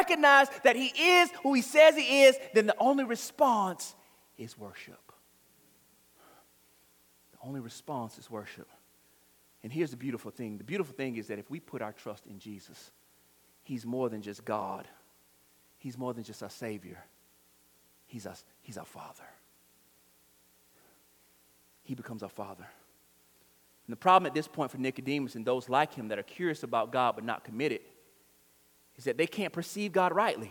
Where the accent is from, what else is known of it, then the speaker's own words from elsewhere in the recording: Florida, United States; I was born in Florida. I plan on dying in Florida.